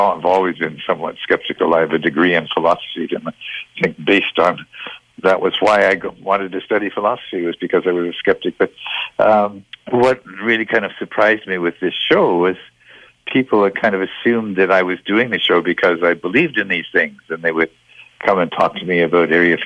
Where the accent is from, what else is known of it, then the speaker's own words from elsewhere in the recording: Toronto, Ontario, Canada; moved away; I grew up in Toronto.